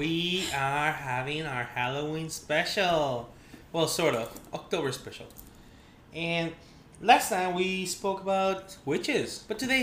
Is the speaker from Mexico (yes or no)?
yes; Mexico; born or raised there